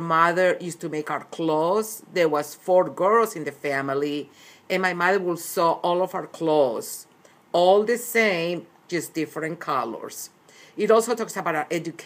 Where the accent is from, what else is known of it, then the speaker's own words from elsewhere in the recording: Cali, Valle del Cauca, Colombia; also born or lived in Medellín, Colombia / Puerto Berrío, Colombia; now in United States; I was born in Medellin, but I was raised in Cali, which is the second largest city of Colombia.